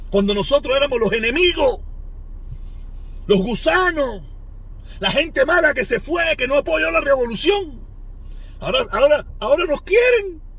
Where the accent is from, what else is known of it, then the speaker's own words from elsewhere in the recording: Cuba; Pero yo soy cubano y hablo de Cuba.